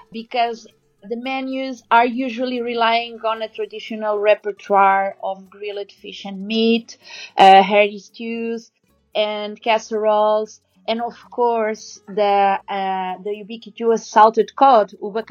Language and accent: English; Northern Portugal, Portugal; English is a second language; moved away as an adult; now in Lisbon, Portugal; I currently live in Lisbon. Uh, although it's not my, my town. My hometown is in the north. It's a small town in the north of Portugal. Mm-hmm. Um, I've been living here for five years.